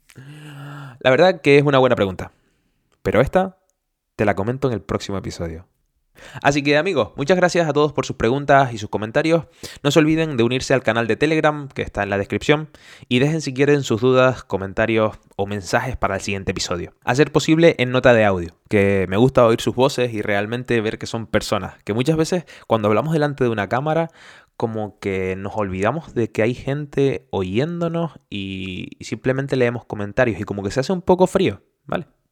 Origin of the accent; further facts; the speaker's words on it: Canary Islands, Spain; moved away as an adult; now in Germany; Yo soy canario de español